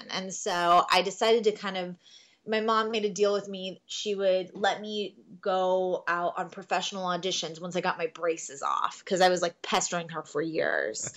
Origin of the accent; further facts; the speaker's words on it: Miami, Florida, United States; originally I'm from Miami, Florida. Um, born and raised, grew up there my entire life